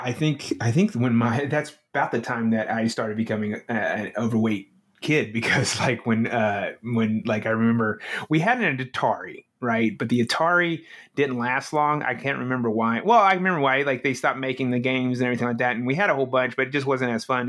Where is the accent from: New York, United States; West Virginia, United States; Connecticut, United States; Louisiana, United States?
Louisiana, United States; near Shreveport, North; moved away as an adult; also born or lived in Dallas, Texas; I grew up in North Louisiana